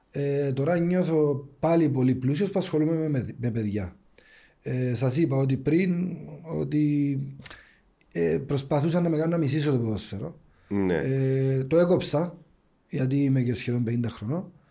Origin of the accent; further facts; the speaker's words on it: Ayia Napa, Famagusta District, Cyprus; επειδή είμαι και από την Αγία Νάπα, έβλεπα ότι η Αγία Νάπα σε θέματα ακαδημιών ε, δεν υπάρχει το πράγμα εκεί. Και λόγω του ότι είμαι από του μόνου Νάπα που παίξαν μπάλα, ήθελα να βοηθήσω το χωριό μου